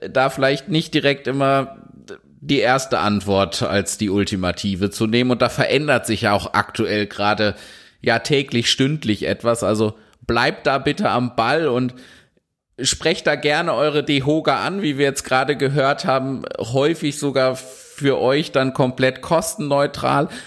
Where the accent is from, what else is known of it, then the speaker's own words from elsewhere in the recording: North Rhine-Westphalia, Germany; auch wenn wir jetzt hier als zwei gebürtige Ostwestfalen ausschließlich über Baden-Württemberg sprechen können